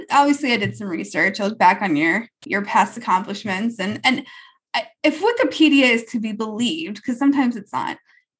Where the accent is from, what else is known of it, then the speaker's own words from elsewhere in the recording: United States; I'm not from Quebec. I'm American.